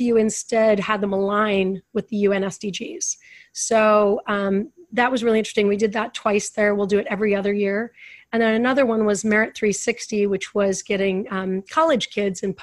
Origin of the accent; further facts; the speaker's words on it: Idaho Falls, Idaho, United States; moved away as an adult; also born or lived in Utah; now in Los Angeles, United States; I was born and raised in Idaho Falls, Idaho.